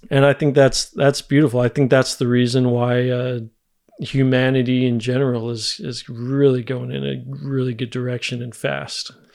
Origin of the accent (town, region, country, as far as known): United States; moved away as an adult; now in Germany